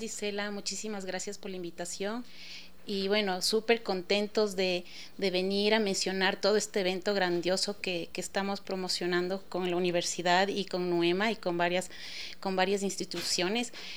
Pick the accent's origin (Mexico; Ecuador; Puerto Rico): Ecuador; nosotros como ecuatorianos